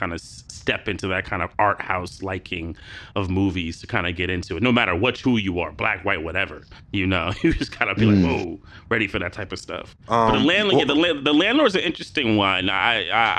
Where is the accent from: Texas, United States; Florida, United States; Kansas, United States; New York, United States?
New York, United States; I was born and raised here in New York